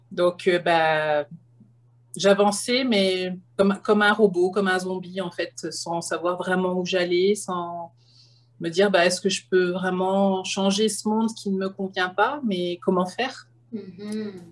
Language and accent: French; France; now in Canada; J'ai immigré de France, euh, un beau projet, une grande, euh, un grand lâcher-prise.